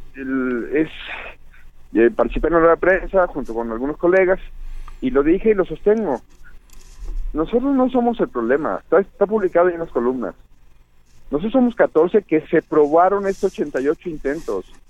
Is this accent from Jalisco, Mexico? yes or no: yes; Jalisco, Mexico; moved away; allá en mi tierra, Jalisco